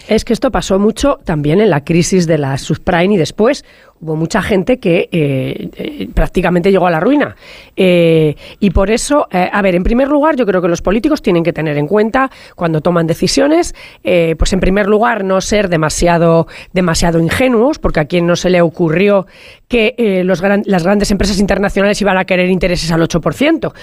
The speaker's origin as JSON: {"language": "Spanish", "region": "La Rioja", "country": "Spain", "said": "yo soy riojana"}